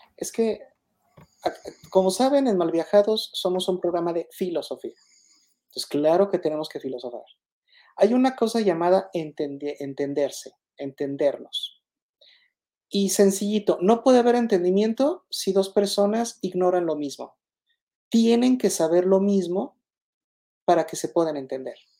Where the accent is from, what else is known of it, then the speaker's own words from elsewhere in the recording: Mexico; Yo no me resigno a ser mexicano porque pues, nací en México, soy mexicano.